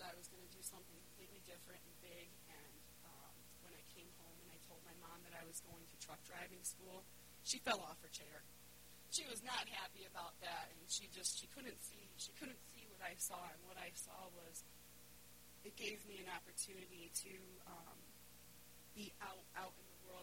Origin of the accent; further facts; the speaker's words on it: Winston, Connecticut, United States; I'm from a little town called Winston, and I grew up there my whole life